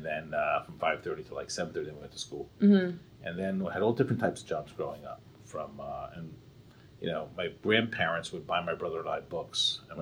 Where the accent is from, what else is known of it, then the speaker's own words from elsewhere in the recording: Fort Lee, New Jersey, United States; now in Philadelphia, United States; I grew up in Fort Lee, New Jersey.